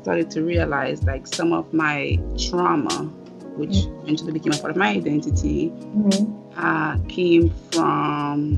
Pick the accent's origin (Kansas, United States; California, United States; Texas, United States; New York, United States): New York, United States; New York City; also born or lived in Jamaica; I was born in Jamaica, pretty much raised in New York City